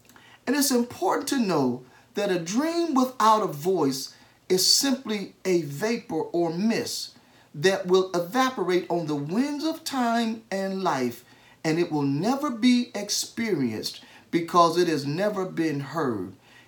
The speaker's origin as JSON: {"language": "English", "country": "United States", "said": "as an American citizen"}